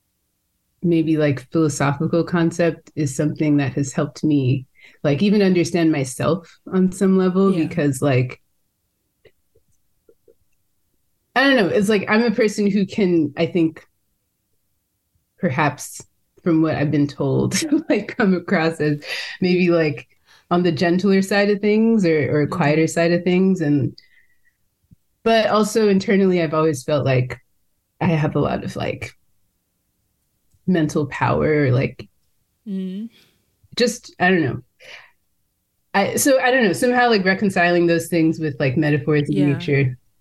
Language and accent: English; California, United States; growing up in California.